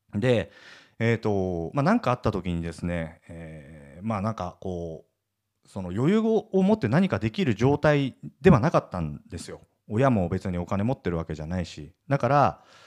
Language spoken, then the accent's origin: Japanese; Akita, Japan; now in Tokyo, Japan; 僕実家秋田なんですけど